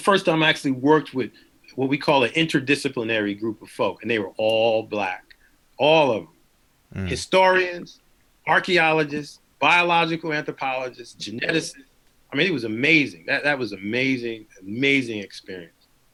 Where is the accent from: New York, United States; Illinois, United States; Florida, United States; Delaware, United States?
New York, United States; Long Island; I grew up in Long Island, and my parents were not college graduates or anything. They were just hardworking Black folk